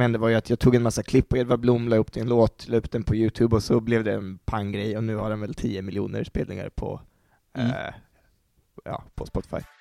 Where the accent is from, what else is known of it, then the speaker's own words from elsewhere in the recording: Örebro, Örebro County, Sweden; moved away as an adult; also born or lived in Uppsala; jag kom ju från Örebro, och eh, hade, det var fem år sedan jag flyttade till Uppsala